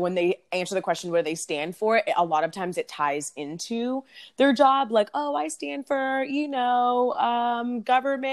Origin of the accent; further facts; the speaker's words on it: Houston, Texas, United States; also born or lived in Washington, D.C.; I am originally from D.C., but currently I grew up in Houston and currently residing back in Houston